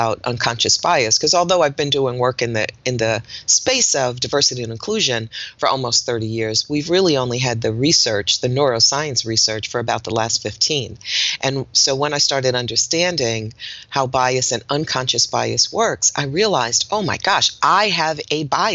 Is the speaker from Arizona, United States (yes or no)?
no; Newark, New Jersey, United States; now in Greensboro, United States; I was born in Newark, New Jersey. So I'm a Northeasterner, even though I live in Greensboro, North Carolina